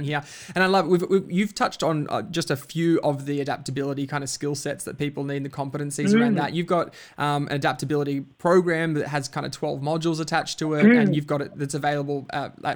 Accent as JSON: {"language": "English", "region": "Queensland", "country": "Australia", "tie": "born or raised there", "moved": "yes", "lives_now": "Melbourne, Australia", "said": "I grew up in Queensland, and the sport that I grew up on was actually touch football, very different to Melbourne where we're living now"}